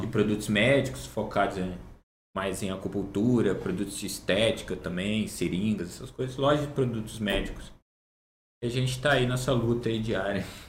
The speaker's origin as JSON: {"language": "Portuguese", "town": "Barra Mansa", "region": "Rio de Janeiro", "country": "Brazil", "tie": "born or raised there", "said": "Eu sou natural de Barra Mansa"}